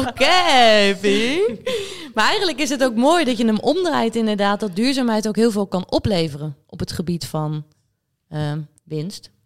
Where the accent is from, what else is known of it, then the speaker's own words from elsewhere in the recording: Netherlands; wij als Nederlanders